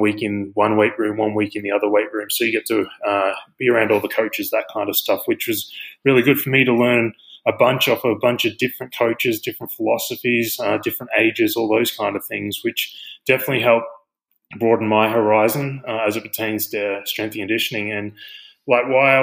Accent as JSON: {"language": "English", "country": "Australia", "moved": "as an adult", "lives_now": "United States", "said": "I'm obviously from Australia. So I've been in the US for 10 years now."}